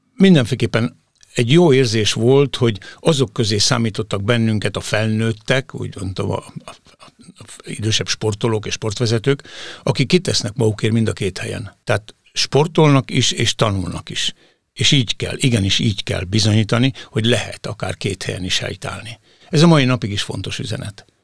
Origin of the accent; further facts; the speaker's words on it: Hungary; elsősorban magyarok vagyunk